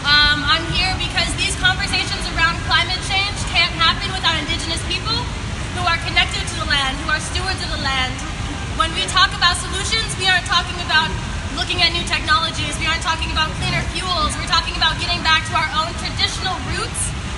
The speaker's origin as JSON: {"language": "English", "area": "Yakama Nation", "region": "Washington", "country": "United States", "moved": "yes", "lives_now": "Philadelphia, United States", "said": "I live in Lenape Hoki, so-called Philadelphia, Pennsylvania, in the U.S. I'm from the Yakuba Nation in so-called Washington State."}